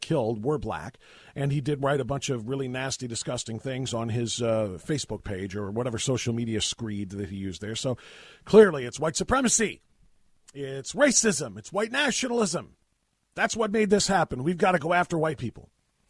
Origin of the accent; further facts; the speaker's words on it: Elyria, Ohio, United States; the Memorial Day Parade in Elyria, my hometown.